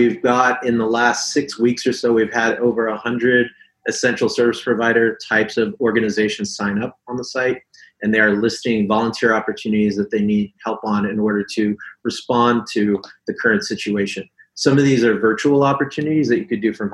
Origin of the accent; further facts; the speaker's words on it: Hawaii, United States; Pretty much grew up here in Hawaii